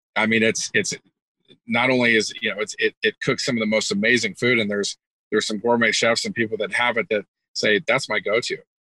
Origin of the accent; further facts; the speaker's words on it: California, United States; moved away as an adult; also born or lived in Kentucky; I was originally from California, um, so families here, just great culture where where where I live, and and ended up moving back to my hometown